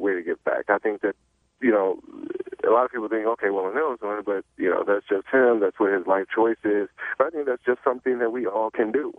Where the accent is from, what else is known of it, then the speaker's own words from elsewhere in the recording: Chicago, Illinois, United States; moved away; also born or lived in Michigan; I'm from Chicago, I uh, lived in Michigan, but I'm from Chicago, born in Chicago.